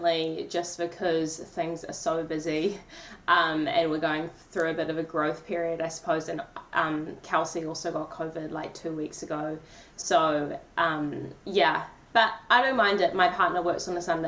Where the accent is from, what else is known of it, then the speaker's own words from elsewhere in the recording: Tauranga, Bay of Plenty, New Zealand; also born or lived in Auckland; I was born in Tauranga, went to Auckland University to study for 3 years